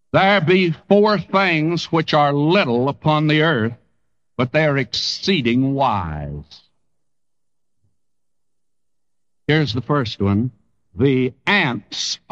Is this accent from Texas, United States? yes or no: yes; Texas, United States; moved away; I came from a section of the country where ants do gather grain. In Texas, the ants gather grain